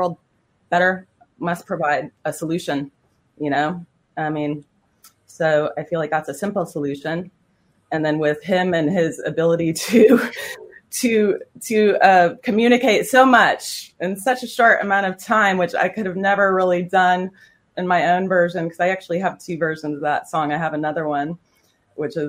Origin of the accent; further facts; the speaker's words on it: New York, United States; moved away as an adult; now in Berlin, Germany; I'm a New Yorker.